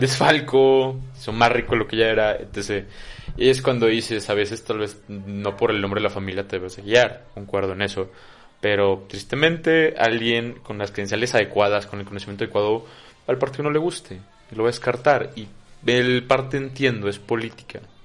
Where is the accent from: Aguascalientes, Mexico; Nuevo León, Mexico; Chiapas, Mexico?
Chiapas, Mexico; Comitán; mi familia es de Comitán de muchos, muchos años